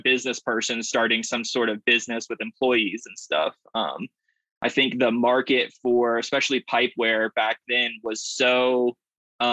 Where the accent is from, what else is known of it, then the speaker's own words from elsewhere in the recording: the South, United States; also born or lived in Atlanta, Georgia / Berkeley, California / San Rafael, California; now in Colorado, United States; I grew up in the South